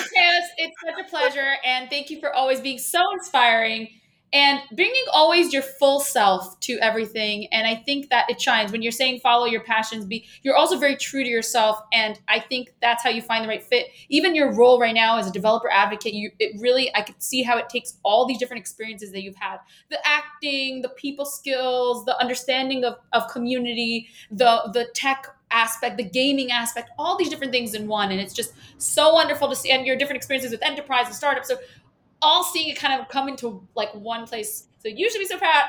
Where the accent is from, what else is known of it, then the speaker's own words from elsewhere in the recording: New York, United States; accent: New York; I swallow my vowels because I'm from Brooklyn